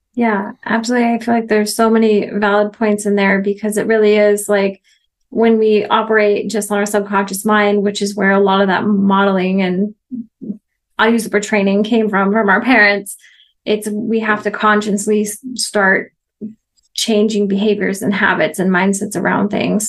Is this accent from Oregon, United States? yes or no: yes; Oregon, United States; moved away as an adult; also born or lived in Missouri; now in Mexico; I was born and raised in Oregon